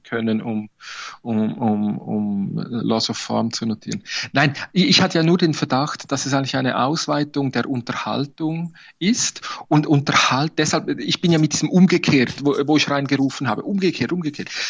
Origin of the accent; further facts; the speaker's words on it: Switzerland; bei uns in der Schweiz